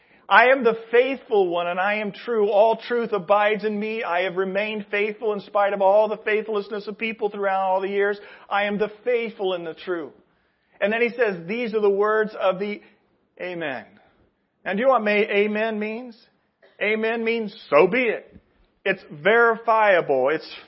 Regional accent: Indianapolis, Indiana, United States; I come from Indianapolis. Indianapolis, we were all big time on the Colts, and we follow the Colts.

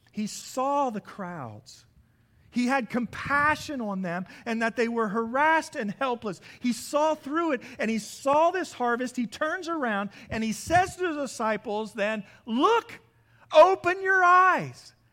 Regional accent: Midwest, United States; As many of you know, I come from the Midwest. I just don't come from the Midwest. I come from a large grain farm.

